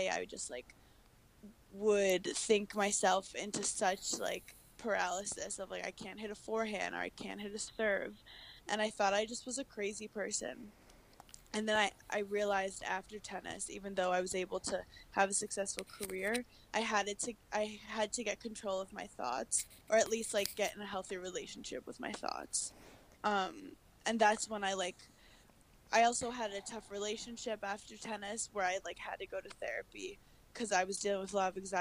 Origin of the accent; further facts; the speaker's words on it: New York City, New York, United States; also born or lived in Wisconsin; I'm from Brooklyn, New York, originally